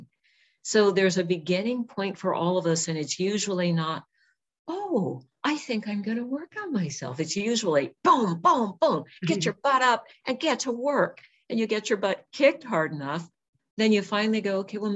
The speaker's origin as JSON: {"language": "English", "region": "California", "country": "United States", "also_born_or_lived": "Washington", "moved": "as an adult", "said": "I'm from California, and I wasn't used to the dark, rainy, cold."}